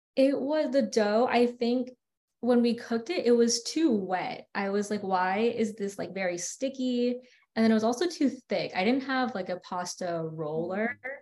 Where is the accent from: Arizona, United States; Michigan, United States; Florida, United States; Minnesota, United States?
Florida, United States; West Palm Beach; also born or lived in New York; I'm from West Palm Beach and I went to UF for undergrad